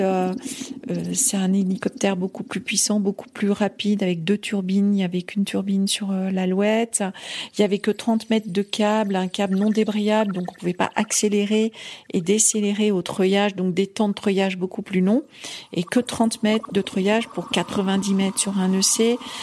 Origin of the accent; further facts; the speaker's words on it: Occitania, France; moved away as an adult; also born or lived in Haute-Savoie / Gorges du Verdon; now in Chamonix, France; je viens d'abord euh, des Pyrénées à, l'origine